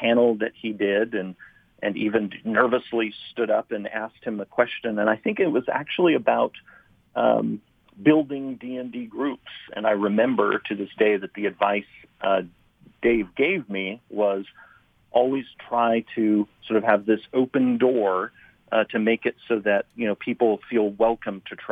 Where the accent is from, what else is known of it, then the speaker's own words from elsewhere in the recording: San Luis Obispo, California, United States; I grew up in San Luis Obispo, California, which is, you know, a relatively small university town.